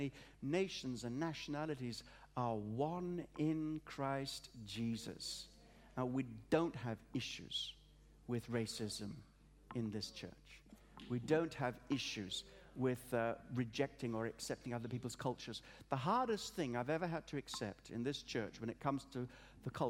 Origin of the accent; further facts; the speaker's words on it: Australia; also born or lived in Africa; now in England; I was born in Africa, brought up in Australia, have a passion for England